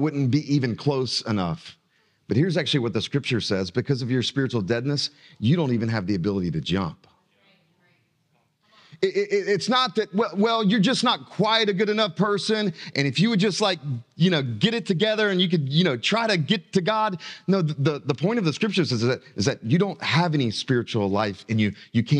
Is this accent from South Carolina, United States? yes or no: yes; South Carolina, United States; I grew up in South Carolina, and my family, except for me, they're all still in South Carolina, okay? And I've got great affection for South Carolina, you know, but I love being in North Carolina now.